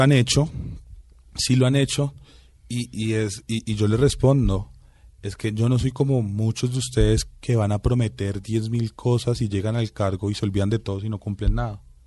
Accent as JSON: {"language": "Spanish", "region": "Bogotá", "country": "Colombia", "said": "mis papás son guajiros, mi hermano y yo sí somos rolitos"}